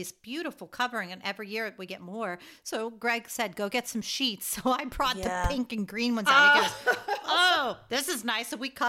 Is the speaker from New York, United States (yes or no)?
yes; New York, United States; we're from New York